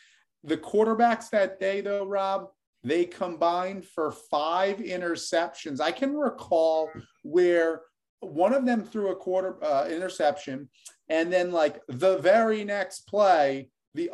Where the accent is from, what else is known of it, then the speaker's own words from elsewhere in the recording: Northeast, United States; We grew up in the Northeast.